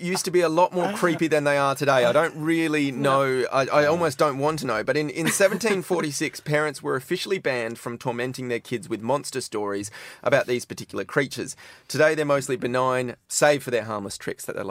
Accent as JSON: {"language": "English", "town": "Perth", "region": "Western Australia", "country": "Australia", "said": "I'm from Perth"}